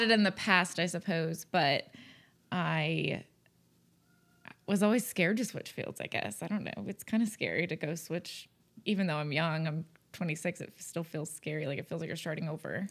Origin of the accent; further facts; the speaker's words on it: North Texas, United States; moved away as an adult; also born or lived in Conroe, Texas / The Woodlands, Texas; now in Oklahoma, United States; we're both from North Texas